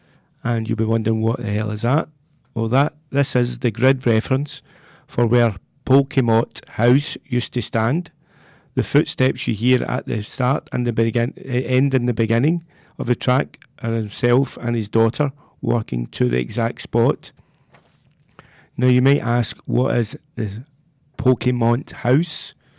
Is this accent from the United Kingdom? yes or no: yes; Whitburn, Scotland, United Kingdom; the church in my hometown of Whitburn.